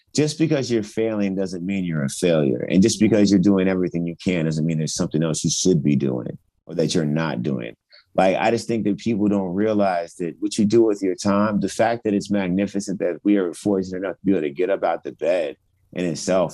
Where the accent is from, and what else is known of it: Richmond, Virginia, United States; born or raised there; also born or lived in Loma Linda, California